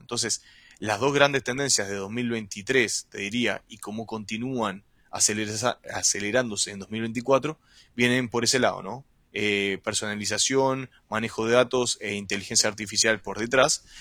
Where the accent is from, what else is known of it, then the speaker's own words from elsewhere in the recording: Uruguay; moved away as an adult; now in Chile; Soy uruguayo. Actualmente vivo en Chile hace más de seis años